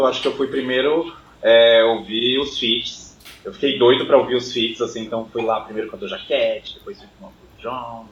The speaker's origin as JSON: {"language": "Portuguese", "town": "Jandira", "region": "São Paulo", "country": "Brazil", "said": "sou de Jandira, Zona Oeste de São Paulo, extremo da Zona Oeste"}